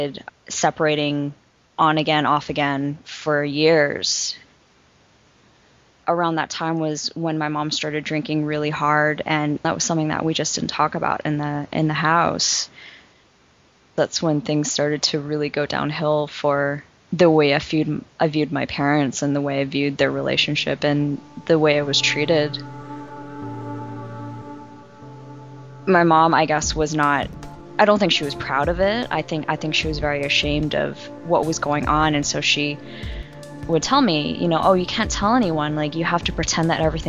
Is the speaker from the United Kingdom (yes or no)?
no; Vancouver, British Columbia, Canada; moved away as an adult; also born or lived in Hong Kong; now in Philadelphia, United States; I'd been born and raised in Vancouver up until then